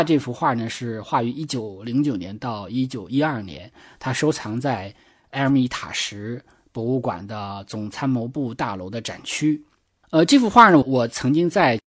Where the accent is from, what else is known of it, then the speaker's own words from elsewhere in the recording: China; 我们中国人